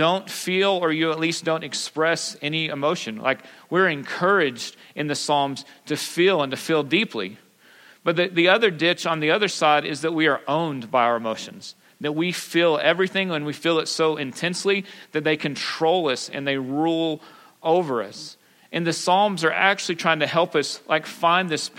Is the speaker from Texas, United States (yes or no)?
yes; Pampa, Texas, United States; I grew up in Pampa. I'm a good West Texas boy